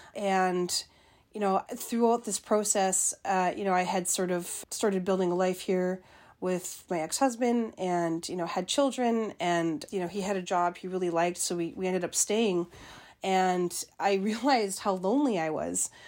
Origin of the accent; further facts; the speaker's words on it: Winnipeg, Manitoba, Canada; moved away as an adult; also born or lived in George Gordon First Nation, Saskatchewan / Fredericton, New Brunswick; now in Iowa City, United States; I grew up in Winnipeg, Manitoba, not too far from there.